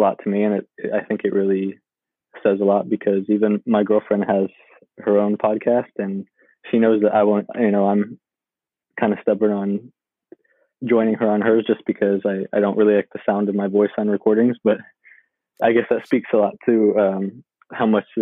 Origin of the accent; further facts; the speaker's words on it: Sacramento, California, United States; I grew up in South Sacramento.